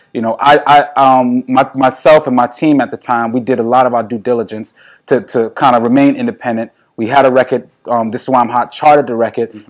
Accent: New York City, New York, United States; As a New Yorker

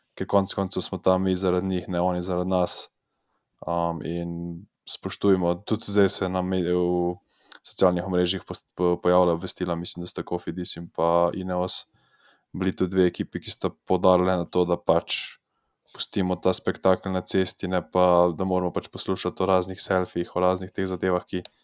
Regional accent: Slovenia; smo iz Slovenije

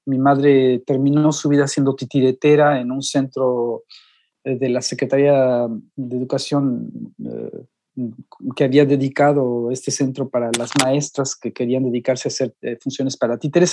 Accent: Mexico; moved away as an adult; now in Europe

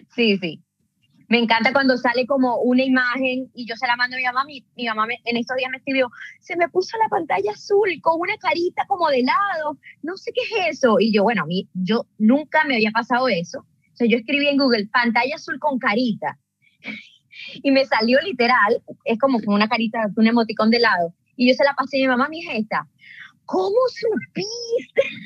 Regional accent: Venezuela; moved away as an adult; now in Canada; soy una venezolana viviendo en Canadá desde hace seis años

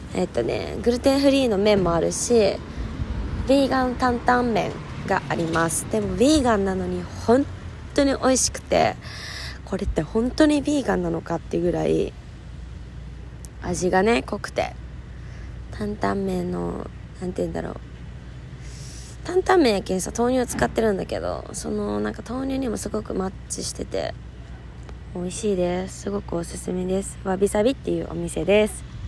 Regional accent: Fukuoka, Japan; moved away as an adult; now in Melbourne, Australia; 私の地元の福岡は16度だったんで

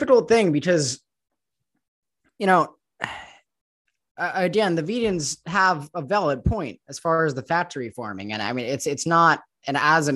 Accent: Los Angeles, California, United States; moved away as an adult; now in Mexico; I was raised growing up in Los Angeles

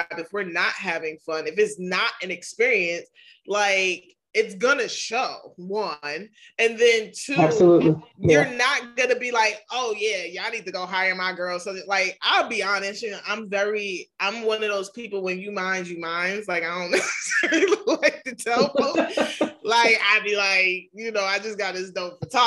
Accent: New York, United States; I'm from New York. It's okay. We got accents over here.

